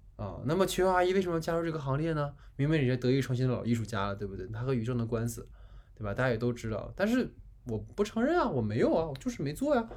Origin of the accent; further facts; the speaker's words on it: China; 我们都是一家人，说白了，我们都是中国人